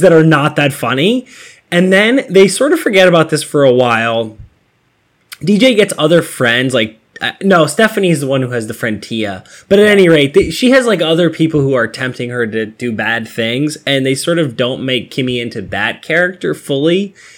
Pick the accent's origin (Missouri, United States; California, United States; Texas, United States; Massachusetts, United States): Massachusetts, United States; I'm from Massachusetts